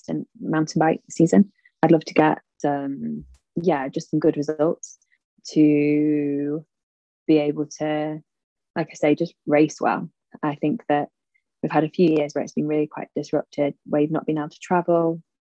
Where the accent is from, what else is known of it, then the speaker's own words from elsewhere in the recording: Sheffield, Yorkshire and the Humber, United Kingdom; I grew up in the Peak District in Sheffield